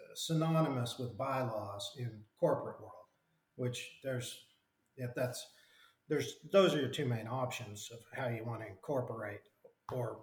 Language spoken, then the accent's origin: English; Enid, Oklahoma, United States; also born or lived in Washington; I ended up moving back to my hometown in Oklahoma